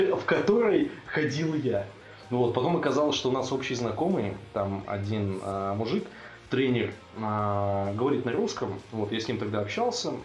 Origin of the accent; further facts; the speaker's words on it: Russia; also born or lived in Bratislava, Slovakia; я из России